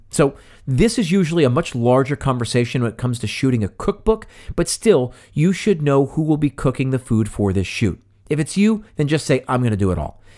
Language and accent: English; West Chester, Pennsylvania, United States; Tommy's Original is in my hometown of Westchester, Pennsylvania. It's right up the street from the high school I attended